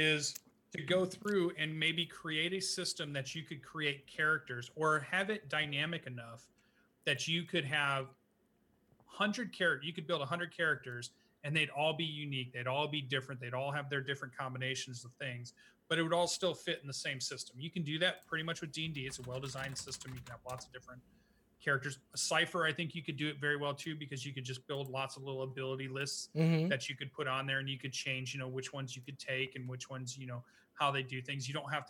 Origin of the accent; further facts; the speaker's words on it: United States; I'm obviously an American